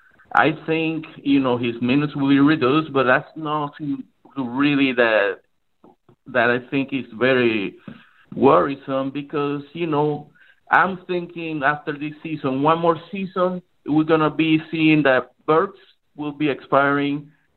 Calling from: Tampa, Florida, United States; I'm from Tampa, Florida.

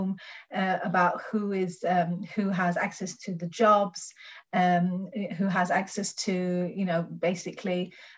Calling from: Norway; like I'm talking from Norway, and if you see the way Great Britain is covered in the Norwegian media

